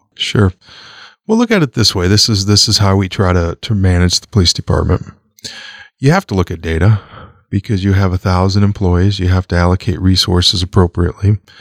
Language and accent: English; Omaha, Nebraska, United States; I grew up in Omaha